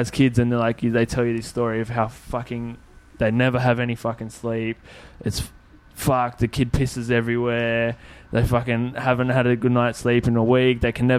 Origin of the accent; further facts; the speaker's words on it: Parramatta, New South Wales, Australia; I'm from Parramatta, like I grew up in the western suburbs